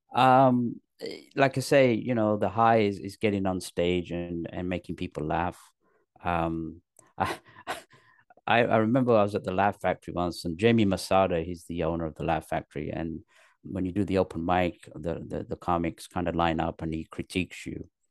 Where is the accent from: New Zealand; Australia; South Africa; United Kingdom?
United Kingdom; London, north of England; moved away as an adult; also born or lived in Pakistan; now in Los Angeles, United States; I was born in Pakistan. My parents moved to England when I was three. So I was raised in England, in the north of England, till the age of ten. Then they moved to London. And then I went to high school in London